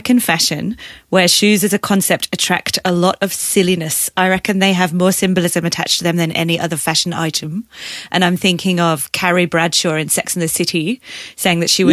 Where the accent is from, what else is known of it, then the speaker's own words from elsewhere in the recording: Leeds, Yorkshire and the Humber, United Kingdom; now in Australia; I'm from Leeds